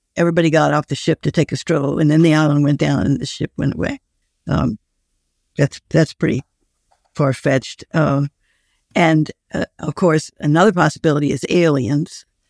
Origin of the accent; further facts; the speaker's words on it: New Orleans, Louisiana, United States; I grew up in New Orleans